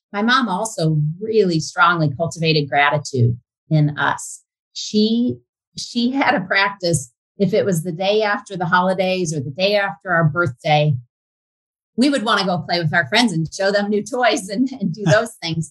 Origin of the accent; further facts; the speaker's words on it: Fort Wayne, Indiana, United States; I grew up in Fort Wayne, spent all my growing up years there